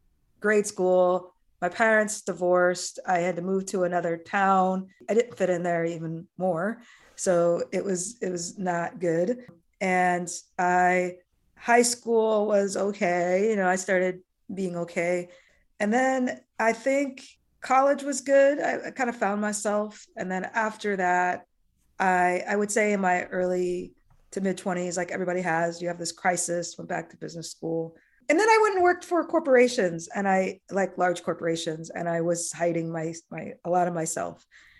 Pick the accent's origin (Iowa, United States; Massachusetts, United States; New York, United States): Iowa, United States; But as a child, I grew up in Iowa, small town Iowa, of all places. And I was the only Black kid in my elementary school.